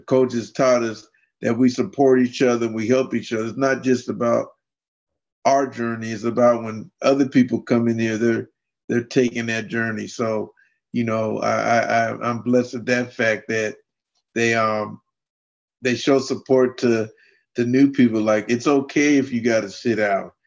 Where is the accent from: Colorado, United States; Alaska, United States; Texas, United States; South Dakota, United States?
Alaska, United States; Fairbanks; I grew up and lived in Fairbanks, Alaska